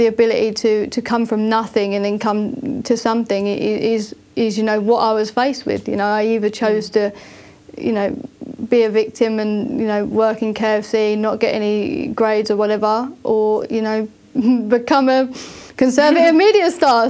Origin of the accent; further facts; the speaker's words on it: Thurrock, East of England, United Kingdom; I come from a working class community in a town called Thurrock in Essex in the UK, which you can probably tell by my accent